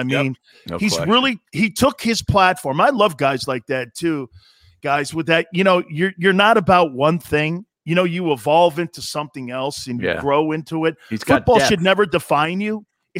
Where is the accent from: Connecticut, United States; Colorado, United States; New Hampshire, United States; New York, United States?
Connecticut, United States; Stamford; moved away; I'm from Stanford, Connecticut.